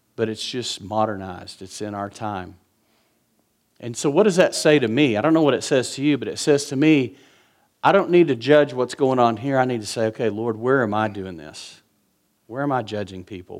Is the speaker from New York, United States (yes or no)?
no; West Texas, United States; I'm from West Texas